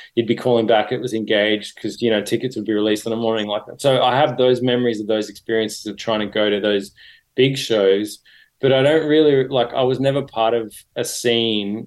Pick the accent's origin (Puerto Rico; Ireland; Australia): Australia; Sydney, New South Wales; I grew up in Sydney